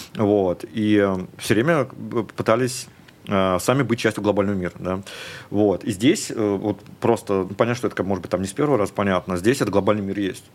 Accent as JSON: {"language": "Russian", "country": "Russia", "also_born_or_lived": "Moscow", "moved": "as an adult", "lives_now": "Dubai, United Arab Emirates", "said": "мы из России теперь"}